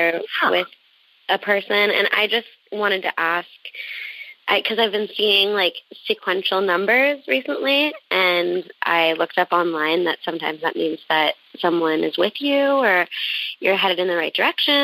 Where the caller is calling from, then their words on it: Los Angeles, California, United States; I'm calling from Venice, California